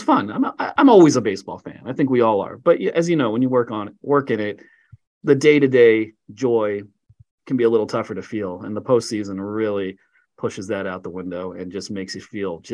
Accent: Ambler, Pennsylvania, United States; I grew up in Ambler, Pennsylvania, about 20 miles north of the city of Philadelphia.

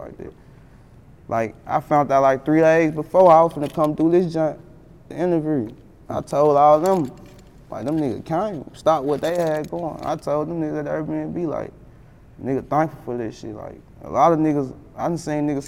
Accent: United States; I'm from Glenview

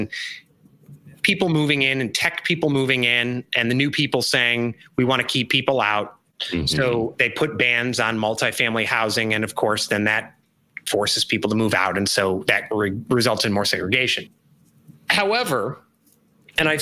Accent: outside of Chicago, Illinois, United States; now in Charleston, United States; I grew up outside of Chicago

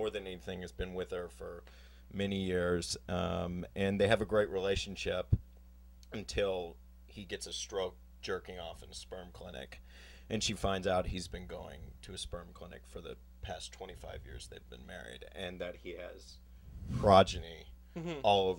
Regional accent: Texas, United States; It's based on a lot of people I knew growing up in Texas.

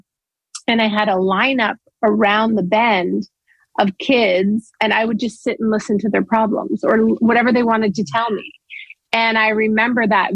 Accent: Owen Sound, Ontario, Canada; moved away; I came from Owen Sound

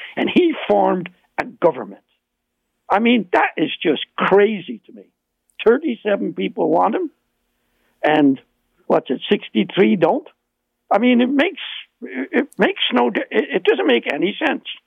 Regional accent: Ireland; accent: Irish; now in Ontario, Canada; you can hear my Irish accent

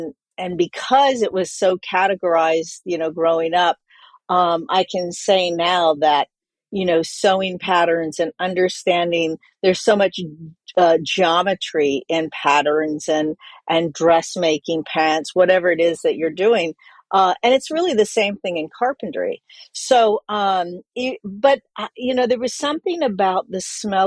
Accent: Atlanta, Georgia, United States; moved away; also born or lived in New York; I grew up in Atlanta.

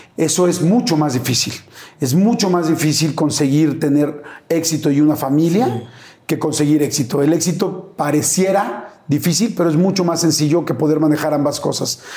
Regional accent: Mexico; soy mexicano

